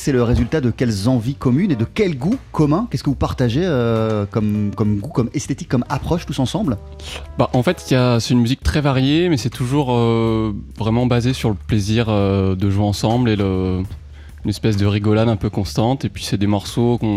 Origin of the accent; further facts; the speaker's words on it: New York, United States; moi je viens de New York